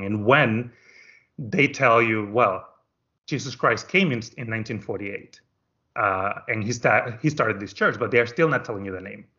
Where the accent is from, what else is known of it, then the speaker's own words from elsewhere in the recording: Dominican Republic; moved away as an adult; now in United States; I am from the Dominican Republic, and I am an only child. And when I graduated high school, I decided to come to America to go to school